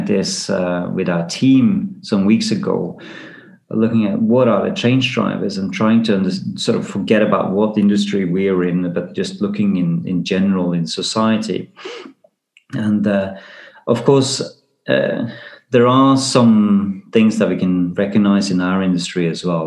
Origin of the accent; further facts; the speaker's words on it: Risør, Agder, Norway; my hometown, Risør, it was the biggest flag port